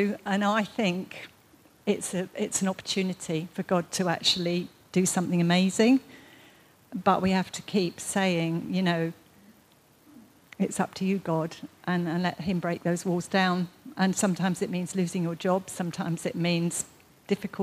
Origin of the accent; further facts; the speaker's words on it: United Kingdom; being British